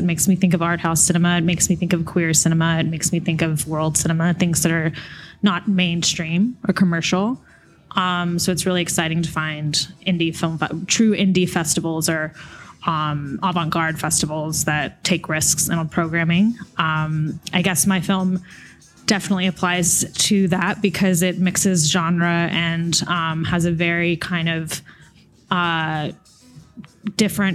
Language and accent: English; Jackson, Mississippi, United States; moved away; I'm originally from Jackson, Mississippi.